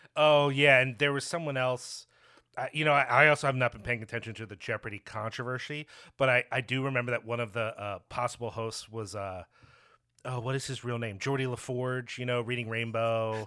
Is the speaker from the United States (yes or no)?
yes; Philadelphia, Pennsylvania, United States; now in Chicago, United States; I'm originally from Philly